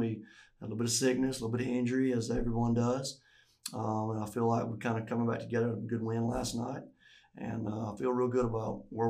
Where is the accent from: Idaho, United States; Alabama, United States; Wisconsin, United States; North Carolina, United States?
Alabama, United States; I've moved around quite a bit, but I'm originally from North Alabama. Came to this area through via Gulf Shores